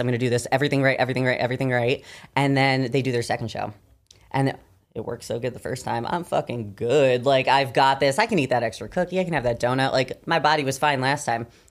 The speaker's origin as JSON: {"language": "English", "region": "Michigan", "country": "United States", "moved": "yes", "said": "I'm from Michigan originally."}